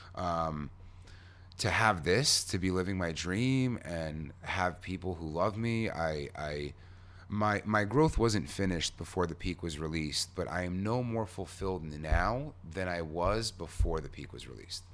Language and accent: English; New York, United States; I'm a New Yorker.